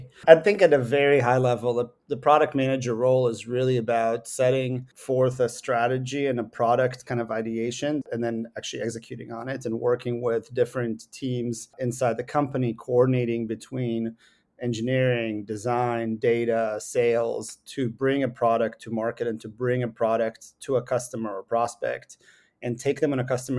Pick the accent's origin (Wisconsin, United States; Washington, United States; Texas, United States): Washington, United States; Seattle; I grew up with both of my parents are computer scientists. I grew up in Seattle.